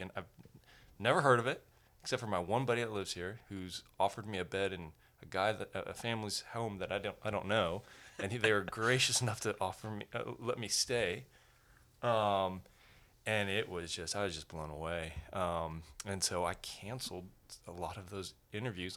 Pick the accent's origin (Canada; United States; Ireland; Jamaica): United States; Colorado Springs, Colorado; I grew up in Colorado, so Colorado Springs is home